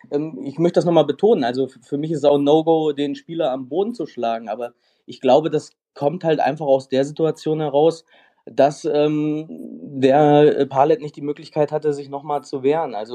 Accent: Kassel, Hesse, Germany; Ähm, ich komme aus Kassel, habe selber jahrelang Eishockey gespielt

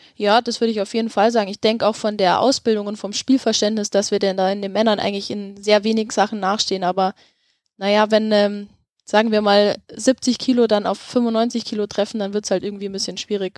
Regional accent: Germany; bei uns in Deutschland

